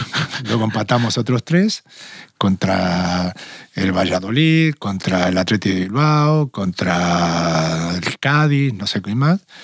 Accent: small town near Rosario, Santa Fe, Argentina; moved away as an adult; also born or lived in Tenerife / Madrid; now in Spain; yo nací en un pueblo relativamente pequeño, cerca de Rosario

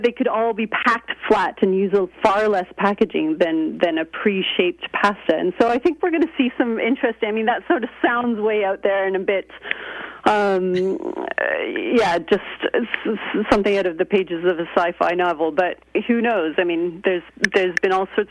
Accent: Canada; now in United Kingdom; I'm Canadian, and I go back and forth between Canada and Britain.

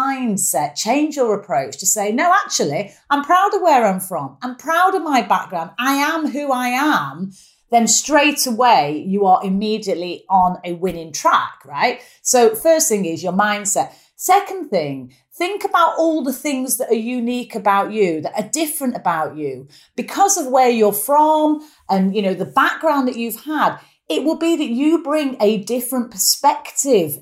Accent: Manchester, North West England, United Kingdom; accent: strong Mancunian; quite a strong Mancunian accent. I'm very proud of where I'm from.

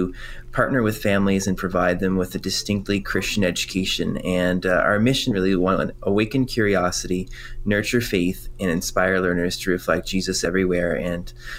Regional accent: Quebec, Canada; first language French; English is a second language; now in Ontario, Canada; I'm originally from Quebec, and French is my first language

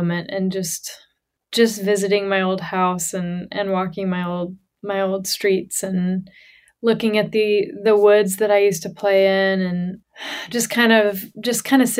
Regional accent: Johnson City, Tennessee, United States; moved away as an adult; my hometown in Johnson City, Tennessee, which is East Tennessee

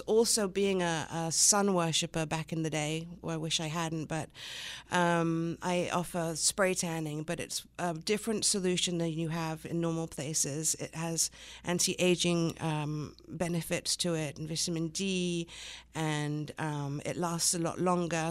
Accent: the Riviera, Provence-Alpes-Côte d'Azur, France; accent: English; moved away as an adult; also born or lived in Long Island, New York, United States / England / London, England / Los Angeles, United States; moved to England, where my mother's from, and stayed there until I was about nine, and then at nine, my family family moved to France, the south of France

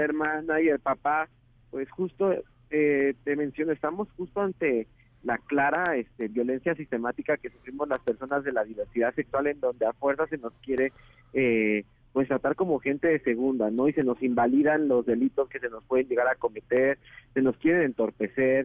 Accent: Mexico City, Mexico; yo soy de Ciudad de México

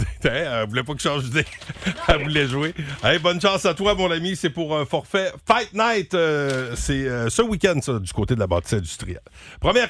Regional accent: Gaspésie, Quebec, Canada; accent: Gaspésien English accent; mon accent anglais gaspésien

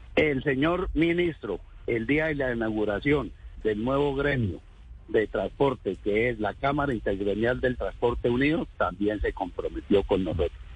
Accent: Colombia; somos colombianos

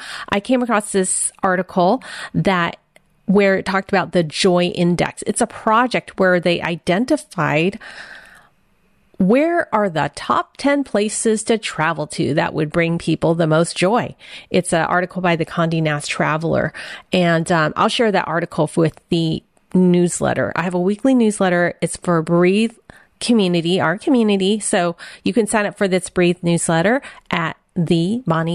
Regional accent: San Francisco, California, United States; I was born in San Francisco, Chinatown.

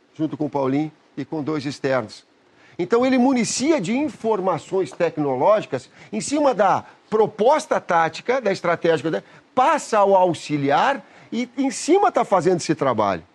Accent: Caxias do Sul, Rio Grande do Sul, Brazil; Caxias, onde eu nasci, era uma, uma zona rural

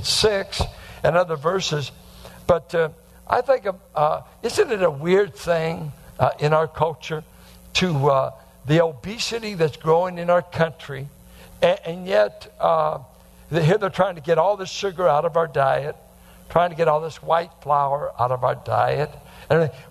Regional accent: the Bay Area, California, United States; growing up in the Bay Area

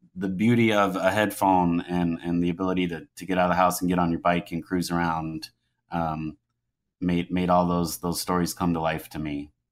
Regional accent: Louisville, Kentucky, United States; moved away as an adult; also born or lived in Manhattan, New York / Cincinnati, Ohio; I grew up in Louisville, Kentucky

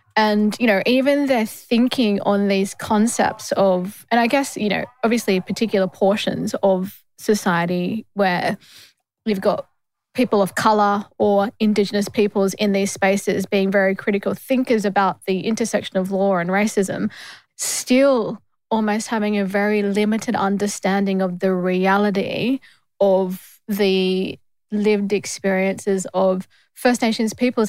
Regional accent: Australia; I'm from Australia

